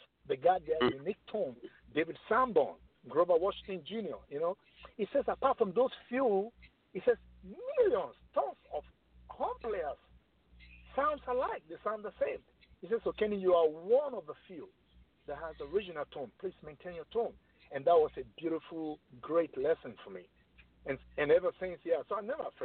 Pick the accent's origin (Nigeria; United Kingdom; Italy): Nigeria; Lagos; moved away as an adult; also born or lived in New York, United States; now in Atlanta, United States; back home in Nigeria, in Lagos, in the city of Lagos, you know, I was like one of the top sax player over there